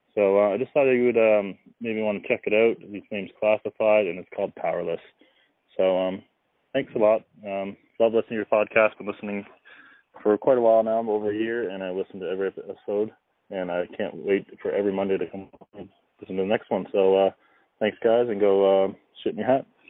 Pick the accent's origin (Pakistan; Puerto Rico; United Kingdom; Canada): Canada; Windsor, Nova Scotia; I'm from Nova Scotia, Canada